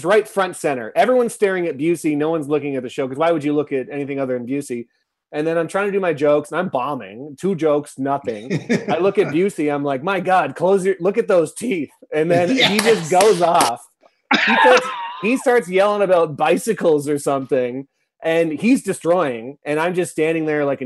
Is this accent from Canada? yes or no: yes; Canada; moved away as an adult; also born or lived in Peterborough, Ontario; now in Los Angeles, United States; as a Canadian moving down